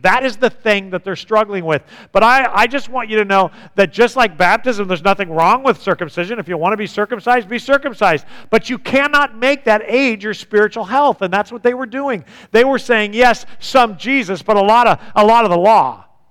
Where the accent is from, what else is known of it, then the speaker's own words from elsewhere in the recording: United States; as an American